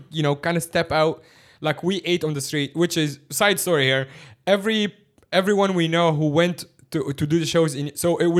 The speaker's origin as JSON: {"language": "English", "town": "Cairo", "region": "Cairo Governorate", "country": "Egypt", "tie": "born or raised there", "moved": "yes", "lives_now": "Hong Kong", "said": "Now, I grew up in Cairo"}